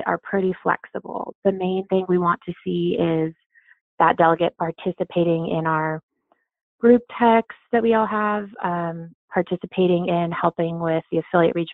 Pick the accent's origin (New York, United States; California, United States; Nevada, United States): California, United States; moved away; also born or lived in Oklahoma; I grew up in California